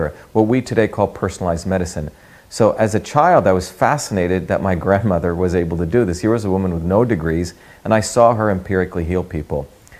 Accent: India; moved away; also born or lived in Bombay / a small village in South India; I grew up in India, and I grew up in two Indias. You know, I was born in India in 1963, but the India I grew up in had many different aspects to it. You know, I was born in Bombay.

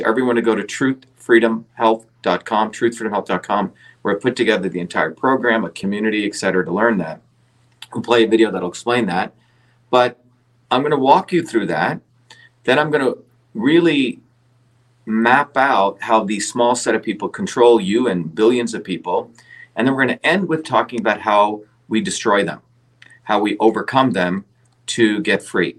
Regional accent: India; now in United States; growing up in India, I saw the oppression of the caste system

